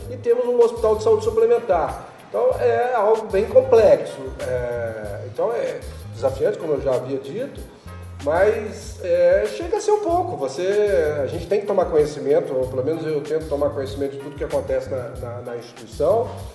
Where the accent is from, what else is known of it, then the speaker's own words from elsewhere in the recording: Belo Horizonte, Minas Gerais, Brazil; eu sou nascido em Belo Horizonte